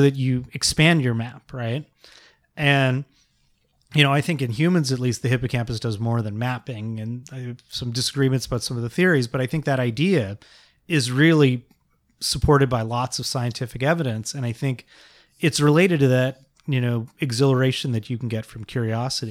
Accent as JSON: {"language": "English", "area": "Bay Area", "region": "California", "country": "United States", "tie": "born or raised there", "said": "I grew up in the Bay Area"}